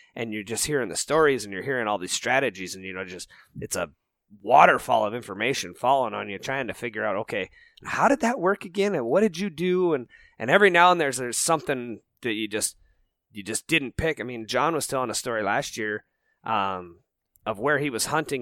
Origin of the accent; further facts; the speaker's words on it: Rocky Mountains, United States; moved away as an adult; also born or lived in Minnesota; I didn't grow up in the whitetail woods. I grew up out in the Rocky Mountains